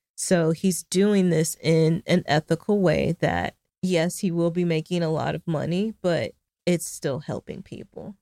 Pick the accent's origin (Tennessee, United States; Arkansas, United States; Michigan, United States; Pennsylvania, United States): Arkansas, United States; my home state